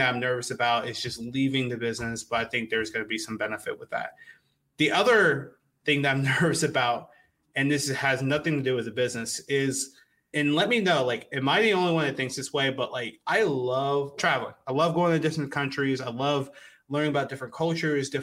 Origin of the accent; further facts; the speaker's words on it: United States; I am American through and through.